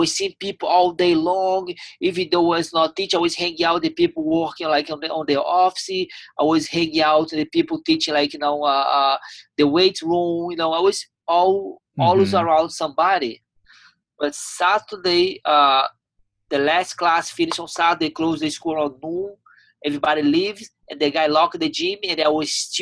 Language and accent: English; Teresópolis, Rio de Janeiro, Brazil; English is a second language; moved away as an adult; also born or lived in Ribeirão Preto, Brazil / Delaware, United States; now in Tampa, United States; My whole family was in Teresópolis. All my friends, where I grew up, my home.